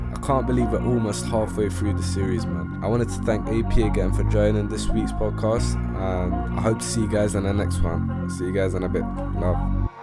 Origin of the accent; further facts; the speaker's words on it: London, United Kingdom; I grew up in East Ham